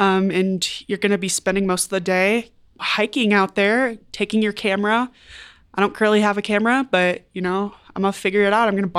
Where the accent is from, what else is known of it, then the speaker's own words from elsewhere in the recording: Midwest, United States; now in Colorado, United States; I come from the Midwest, so we lake fish there.